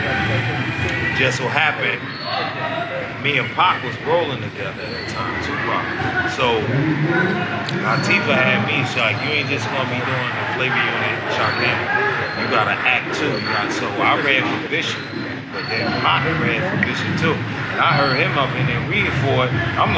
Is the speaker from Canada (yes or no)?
no; Dominican Republic; And I said, I was from Uptown. I was Dominican.